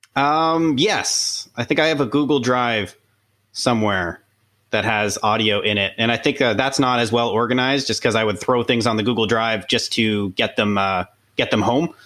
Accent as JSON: {"language": "English", "town": "Pickering", "region": "Ontario", "country": "Canada", "tie": "born or raised there", "said": "I, grew up next to the power plant"}